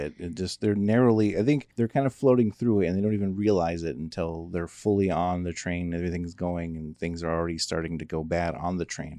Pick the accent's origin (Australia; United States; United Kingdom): United States; because we're American